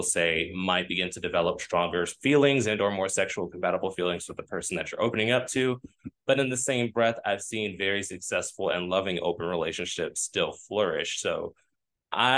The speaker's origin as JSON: {"language": "English", "region": "the South", "country": "United States", "said": "I'm from the South"}